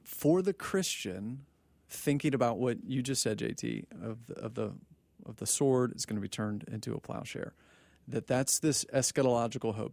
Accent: Texas, United States; born and raised in Texas

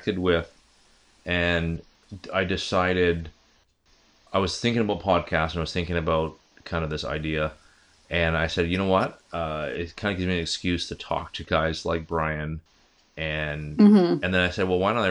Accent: East Coast, United States; moved away; I grew up on the East Coast as well back in the day

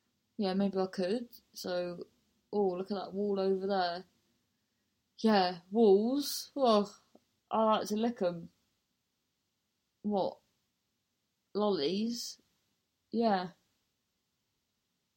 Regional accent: Truro, South West England, United Kingdom; moved away; I'm in Truro, my hometown

